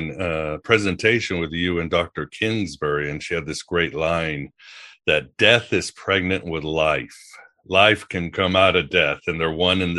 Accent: Portugal; English is a second language; also born or lived in Mexico; now in United States; when I grew up in Portugal and Mexico, the idea of death and life are not as separate as they are here in the West, the United States, and Europe

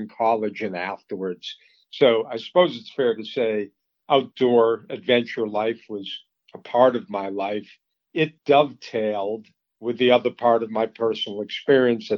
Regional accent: Boston, Massachusetts, United States; also born or lived in Colorado; I grew up in the Boston area, a suburb

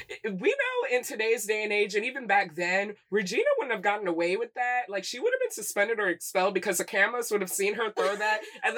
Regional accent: Michigan, United States; I'm from Michigan.

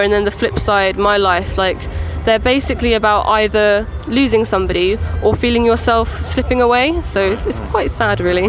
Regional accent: Lowestoft, East of England, United Kingdom; I'm from Lowestoft and I have Lowestoft Beach within like right. sort of a quick drive

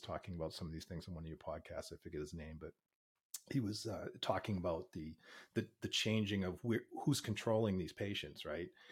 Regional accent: Boston, Massachusetts, United States; now in Pittsburgh, United States; I grew up in Boston, but I've been in Pittsburgh for fifteen years.

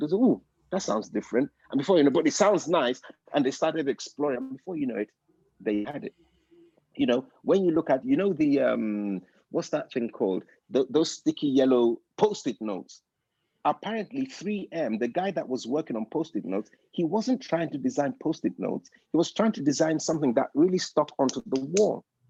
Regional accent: United Kingdom; I'm British

